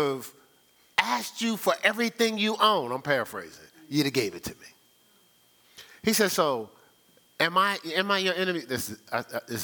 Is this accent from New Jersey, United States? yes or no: yes; Newark, New Jersey, United States; I was born and raised in Newark, New Jersey